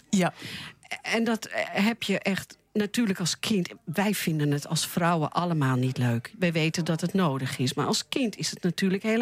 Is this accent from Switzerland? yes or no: yes; Switzerland; moved away; also born or lived in Hilversum, Netherlands; Ik ben geboren in Zwitserland.